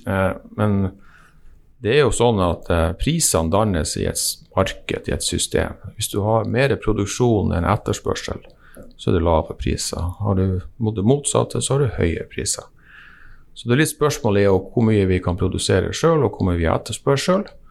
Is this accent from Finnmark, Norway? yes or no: yes; Vadsø, Finnmark, Norway; jeg er fra Vadsø